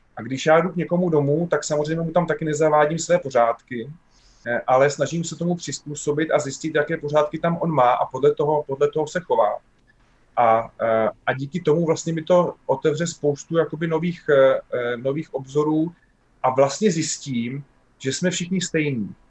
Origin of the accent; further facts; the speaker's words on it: Czechia; že my jsme Češi